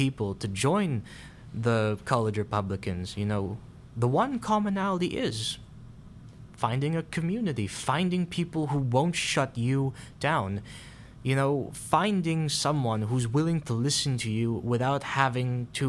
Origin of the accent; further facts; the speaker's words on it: Philippines; now in New York, United States; I am from the Philippines.